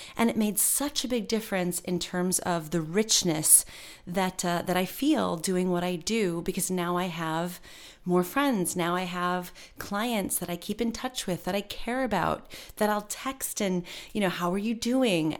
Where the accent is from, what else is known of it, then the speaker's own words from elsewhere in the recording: Michigan, United States; moved away as an adult; also born or lived in New York; I moved from Michigan to go to N Y U and I attended college